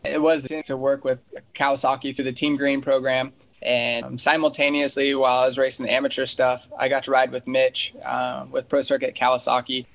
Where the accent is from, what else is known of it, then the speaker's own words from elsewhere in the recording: Colorado, United States; a guy that I grew up with in Colorado